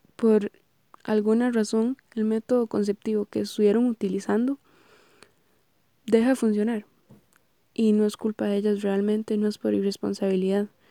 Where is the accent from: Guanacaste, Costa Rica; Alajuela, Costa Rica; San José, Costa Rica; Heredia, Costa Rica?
Heredia, Costa Rica; soy oriunda de Heredia